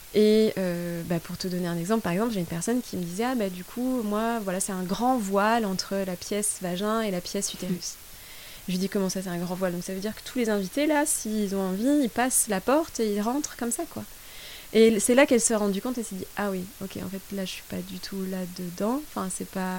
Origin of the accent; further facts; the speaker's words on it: France; also born or lived in Brussels, Belgium / India; now in Colombia; je suis française